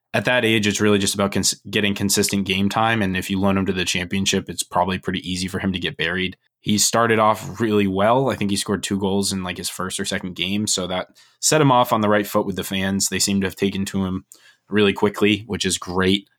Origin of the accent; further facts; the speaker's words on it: United States; as American fans